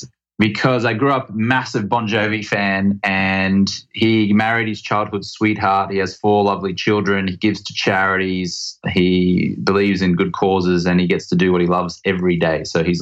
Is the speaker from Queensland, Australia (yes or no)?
yes; Brisbane, Queensland, Australia; moved away as an adult; also born or lived in England; now in Venice Beach, United States; Grew up in Brisbane, Australia. I am a naturalized American citizen. So I guess you could say I'm Australian-American.